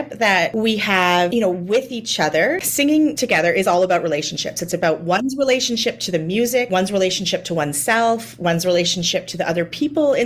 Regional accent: Niagara-on-the-Lake, Ontario, Canada; I grew up in Niagara-on-the-Lake, which is, you know, in Southern Ontario

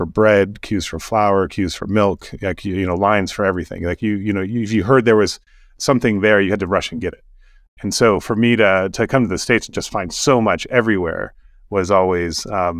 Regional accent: South Sudan; now in Kenya; I don't sound very much like I came from Africa. I grew up here in Sudan and Kenya. My parents were linguists, missionary linguists in South Sudan. War got bad, we moved to Kenya.

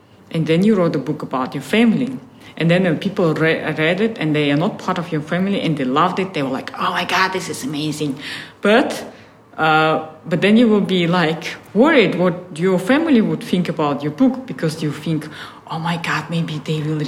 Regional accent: Buryatia, Russia; English is a second language; moved away as an adult; also born or lived in Netherlands; now in Amsterdam, Netherlands; I grew up in Buryatia

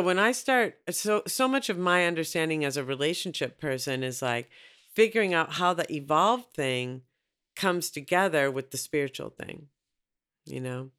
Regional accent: Minneapolis, Minnesota, United States; I'm from Minneapolis

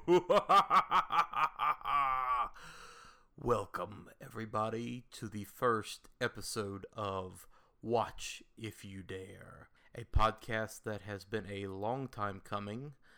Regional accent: the South, United States; I grew up in the South in a very religious household

